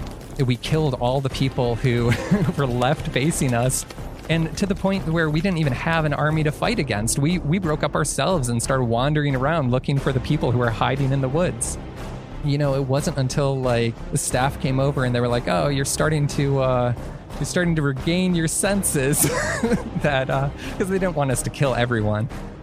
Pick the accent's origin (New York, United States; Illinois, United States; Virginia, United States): Illinois, United States; now in Massachusetts, United States; I moved to Massachusetts from Illinois, didn't know anyone.